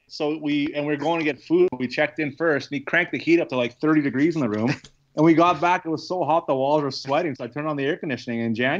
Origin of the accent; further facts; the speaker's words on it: Morris, Manitoba, Canada; From Morris originally. So just south of this.